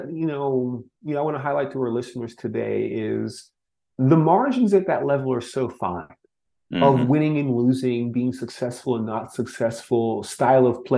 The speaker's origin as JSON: {"language": "English", "region": "Florida", "country": "United States", "tie": "born or raised there", "said": "growing up in Florida"}